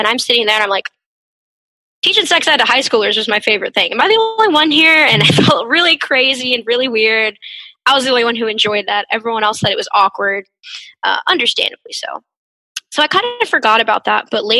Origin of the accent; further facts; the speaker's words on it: Dallas, Texas, United States; also born or lived in Stillwater, Oklahoma; Did my undergrad in sociology at Oklahoma State. I'm originally from the Dallas area, so it was nice kind of going away for a few years and then coming back.